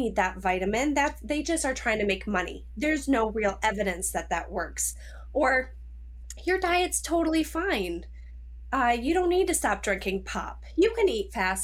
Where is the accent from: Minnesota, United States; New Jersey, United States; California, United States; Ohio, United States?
Minnesota, United States; I'm from Minnesota.